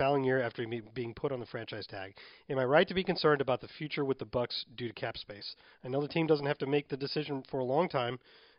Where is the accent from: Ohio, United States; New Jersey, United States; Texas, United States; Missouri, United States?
Missouri, United States; St. Louis; moved away; I grew up in St. Louis.